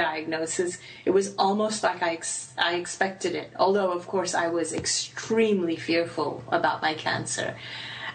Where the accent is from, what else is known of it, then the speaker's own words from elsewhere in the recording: Hong Kong; I grew up in Hong Kong and went to a British school, but my parents are Indian